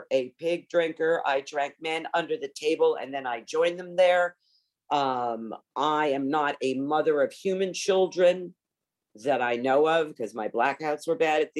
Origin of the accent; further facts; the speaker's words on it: Long Island, New York, United States; moved away as an adult; also born or lived in Montreal, Canada / Los Angeles / Paris, France / south of France; I was raised on Long Island, New York.